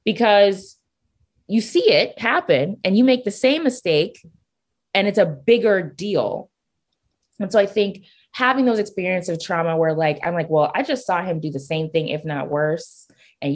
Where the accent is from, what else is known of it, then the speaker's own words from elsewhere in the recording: Nigeria; I'm Nigerian